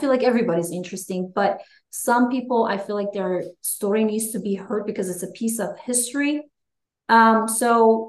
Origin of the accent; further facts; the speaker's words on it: Iran; moved away as an adult; also born or lived in New Mexico / Corpus Christi, Texas; now in United States; I kept telling people I'm from Iran